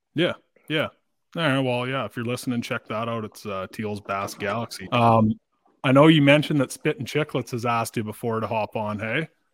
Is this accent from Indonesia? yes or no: no; Dryden, Ontario, Canada; I grew up in Dryden